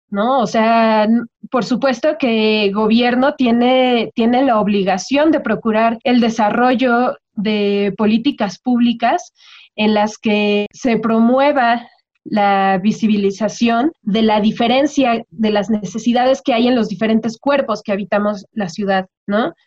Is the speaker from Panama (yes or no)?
no; Toluca, State of Mexico, Mexico; la gente de Toluca somos gente fría